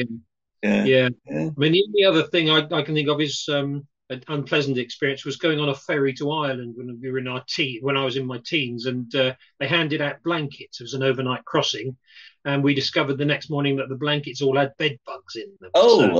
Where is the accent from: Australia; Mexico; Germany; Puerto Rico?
Australia; we are Australian Spanish